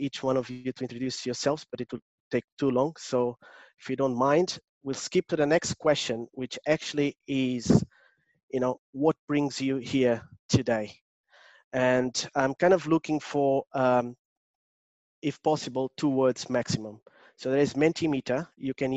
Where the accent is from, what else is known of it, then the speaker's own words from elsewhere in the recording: Portugal; accent: Portuguese; English is a second language; now in London, United Kingdom; I'm originally from Portugal, but I live in London. I still have a very strong Portuguese accent